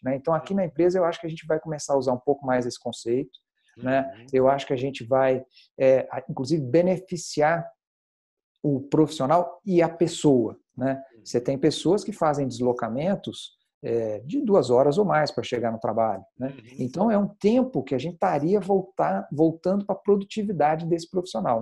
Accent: Passos, Minas Gerais, Brazil; now in São Paulo, Brazil; sou mineiro, uh, de uma cidade pequena chamada Passos, e saí de lá

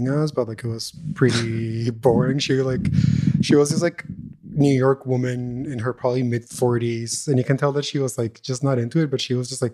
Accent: Montreal, Quebec, Canada; I'm from Canada. And just being like, I'm from Montreal

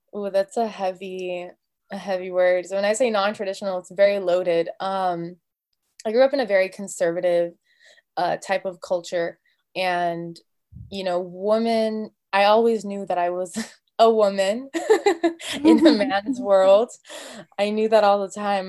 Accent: United States; I'm Arab American, and so I grew up with a little bit more of that culture and that influence

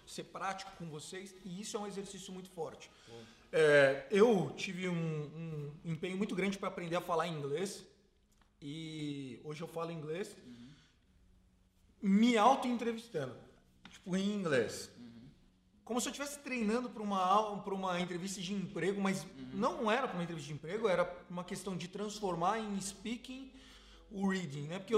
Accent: Sorocaba, São Paulo, Brazil; e eu sou sorocabano, que não

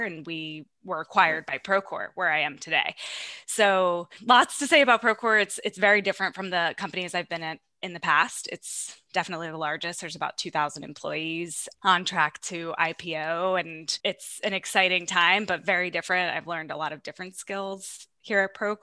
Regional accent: Long Island, New York, United States; I'm from Long Island.

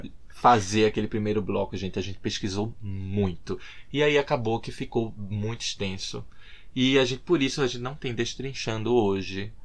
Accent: Recife, Pernambuco, Brazil; now in Dublin, Ireland; morando aqui em Dublin, o que eu sinto muita falta, o que eu sinto muita saudade é de Recife, Pernambuco, minha terra natal.

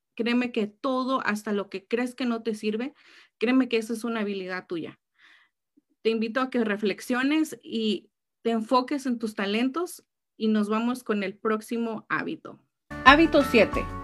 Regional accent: Mexico; now in California, United States; como buena mexicana

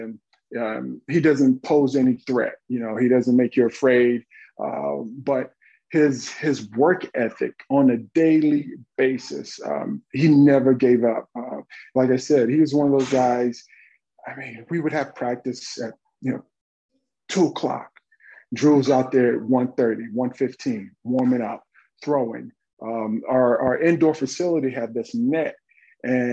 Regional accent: Dallas, Texas, United States; moved away as an adult; I'm from Dallas, Texas, really urban Texas

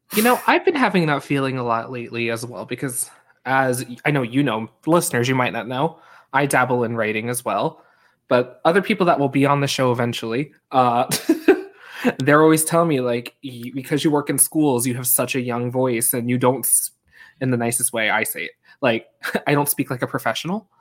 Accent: Long Island, New York, United States; I'm from Long Island

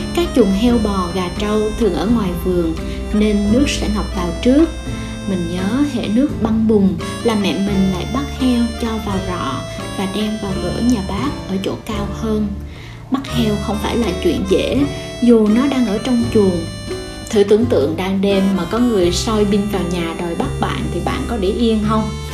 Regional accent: Vietnam; Quê mình là một vùng đất trung du nghèo

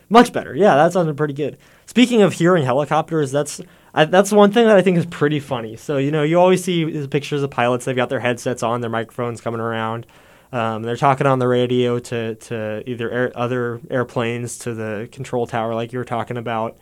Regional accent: Warrensburg, Missouri, United States; I'm from Warrensburg, too, so I've been here doing stuff on campus for a long, long time

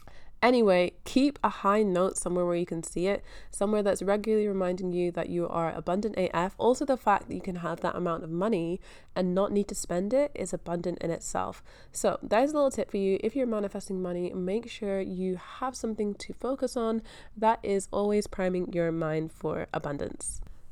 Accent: Scotland, United Kingdom; now in Australia; So yeah, I am from Scotland. I grew up in Scotland. I've only ever been to school in Scotland.

